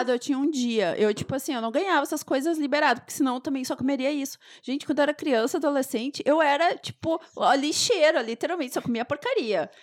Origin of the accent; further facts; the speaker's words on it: Rio Grande do Sul, Brazil; mesmo sendo gaúcha